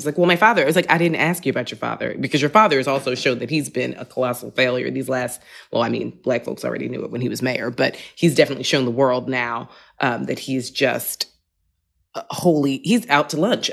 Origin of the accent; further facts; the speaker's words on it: New York City, New York, United States; moved away as an adult; also born or lived in Manhattan, New York City; now in Brooklyn, New York City, United States; I lived in Manhattan for twenty years, and, and now I'm, I'm in Brooklyn, but I was born in Queens